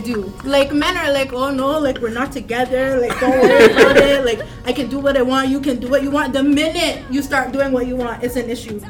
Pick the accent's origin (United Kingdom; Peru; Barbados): Barbados; I am from Barbados